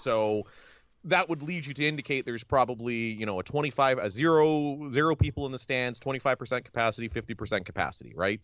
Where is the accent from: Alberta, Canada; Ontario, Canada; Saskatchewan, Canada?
Ontario, Canada; We're both from Ontario